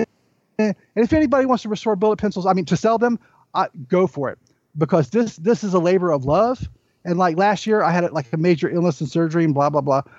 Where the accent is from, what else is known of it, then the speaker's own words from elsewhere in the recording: the South, United States; I'm from the South